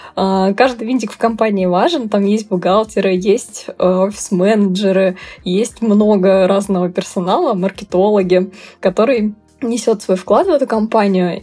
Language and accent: Russian; Nizhny Tagil, Sverdlovsk Oblast, Russia; Я росла в небольшом, м, городе, промышленном, я из Нижнего Тагила вообще родом